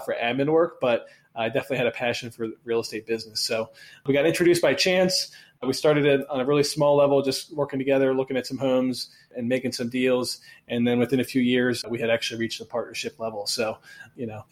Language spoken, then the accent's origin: English; Baltimore, Maryland, United States; we're both from Baltimore. We both live in Baltimore.